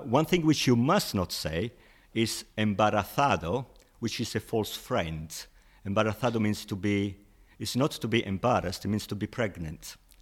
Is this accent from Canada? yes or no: no; Italy; English is a second language; moved away as an adult; also born or lived in Bradford, United Kingdom; now in United Kingdom; I grew up in Italy